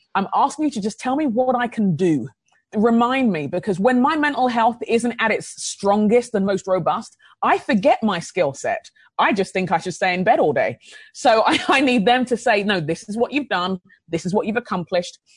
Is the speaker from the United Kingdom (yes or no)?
yes; London, United Kingdom; now in Minnesota, United States; I grew up in London